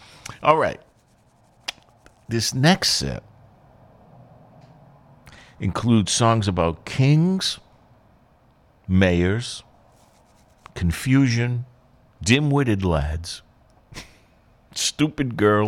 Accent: Boston, Massachusetts, United States; When I grew up in East Boston, right, so there's triple-deckers

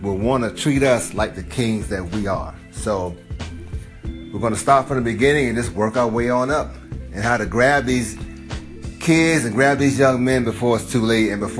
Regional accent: Georgia, United States; I'm from Georgia. I was raised in the South

